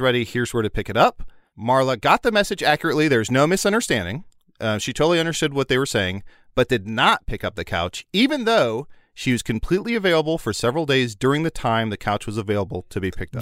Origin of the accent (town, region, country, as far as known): Chicago, Illinois, United States